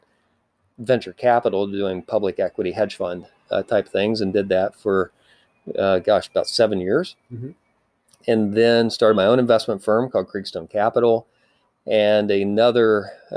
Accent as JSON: {"language": "English", "area": "Appalachia", "region": "Kentucky", "country": "United States", "tie": "born or raised there", "also_born_or_lived": "Nashville, Tennessee", "moved": "yes", "lives_now": "Silicon Valley, United States", "said": "I grew up in Appalachia, Kentucky, actually not too far from J.D."}